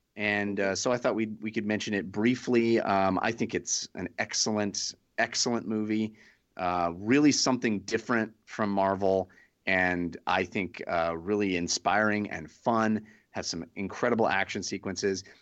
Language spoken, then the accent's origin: English; Bay Area, California, United States; I grew up in the Bay Area